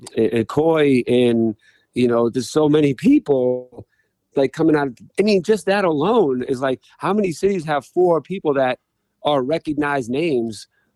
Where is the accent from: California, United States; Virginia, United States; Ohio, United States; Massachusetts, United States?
Massachusetts, United States; Boston; also born or lived in Hyde Park, Boston; I grew up in Dorchester, and then around 12 or 13, I moved to Hyde Park.